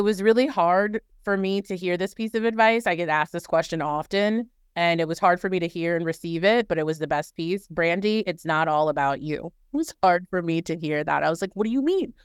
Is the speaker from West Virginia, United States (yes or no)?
no; New Orleans, Louisiana, United States; moved away; I am originally from New Orleans